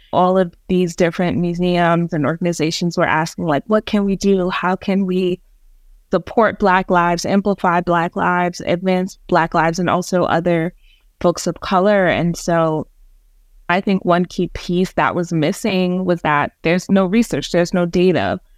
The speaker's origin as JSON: {"language": "English", "town": "New York City", "region": "New York", "country": "United States", "tie": "born or raised there", "also_born_or_lived": "Jamaica", "said": "Native New Yorker. Was born in Jamaica and migrated to New York City with my family"}